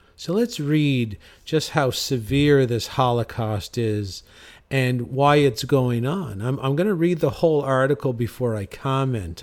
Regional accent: St. John's, Newfoundland and Labrador, Canada; I'm from St. John's, Newfoundland

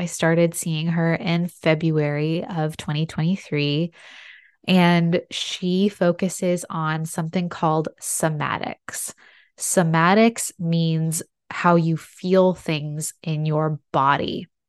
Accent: San Diego, California, United States; all of my doctors are in my hometown of San Diego.

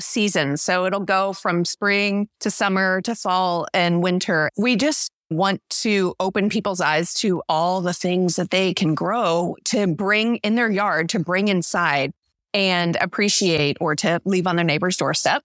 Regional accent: St. Louis, Missouri, United States; now in Skagit Valley, United States; I grew up in Missouri, in Saint Louis

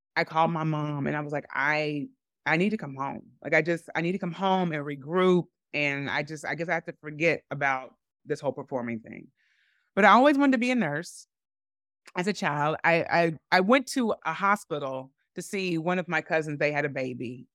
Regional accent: Evansville, Indiana, United States; moved away as an adult; grew up in Evansville

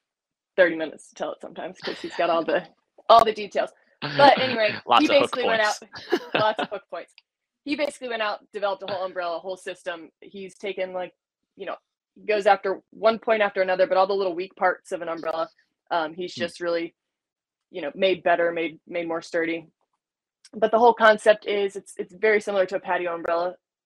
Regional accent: North Carolina, United States; I grew up in North Carolina

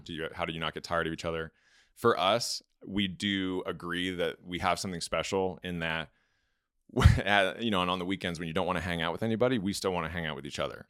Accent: Los Angeles, California, United States; moved away as an adult; also born or lived in Georgia; growing up in Los Angeles

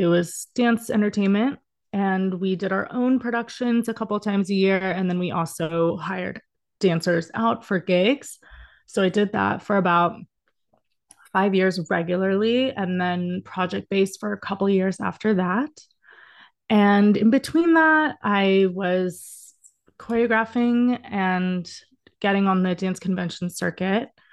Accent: Dallas, Texas, United States; moved away as an adult; also born or lived in Indiana; now in Los Angeles, United States; I am from Dallas originally, but I've been in L A for the past fifteen years

